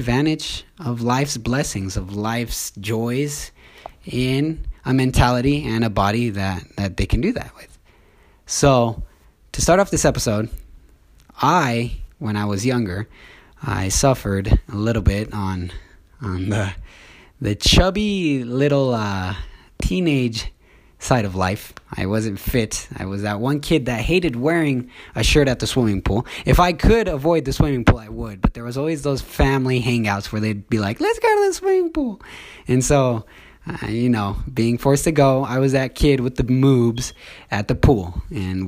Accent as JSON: {"language": "English", "town": "Orem", "region": "Utah", "country": "United States", "tie": "born or raised there", "said": "I'm from Orem, Utah. I've lived here my whole life"}